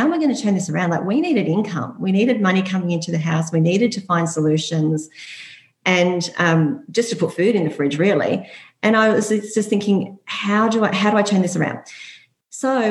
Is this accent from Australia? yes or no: yes; Byron Bay, New South Wales, Australia; also born or lived in Hunter Valley; I grew up in Byron Bay